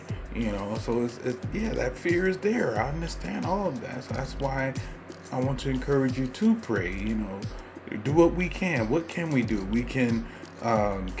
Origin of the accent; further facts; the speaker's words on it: United States; I'm an American living in the United States